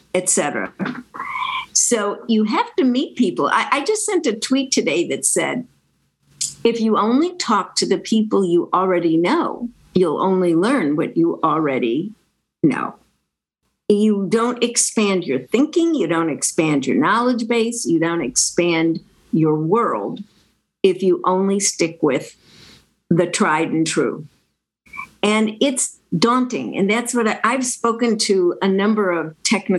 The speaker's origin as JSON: {"language": "English", "town": "Chicago", "region": "Illinois", "country": "United States", "tie": "born or raised there", "said": "I grew up in Chicago"}